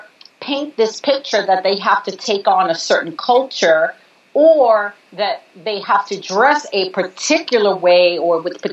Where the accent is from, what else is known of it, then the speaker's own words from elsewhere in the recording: New York, United States; My parents are from Puerto Rico. I'm born and raised in New York